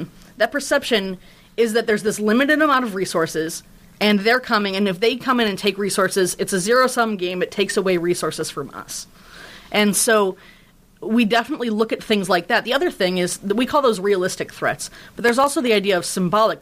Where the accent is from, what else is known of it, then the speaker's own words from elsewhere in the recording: United States; moved away as an adult; now in Canada; I'm from the States.